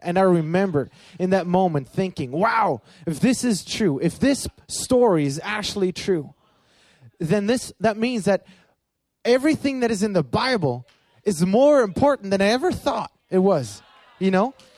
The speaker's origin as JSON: {"language": "English", "region": "Berlin", "country": "Germany", "tie": "born or raised there", "said": "I grew up in Berlin, Germany"}